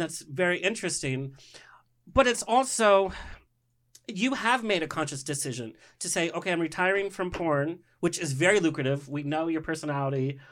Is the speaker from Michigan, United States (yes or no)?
no; Orange County, California, United States; growing up in Orange County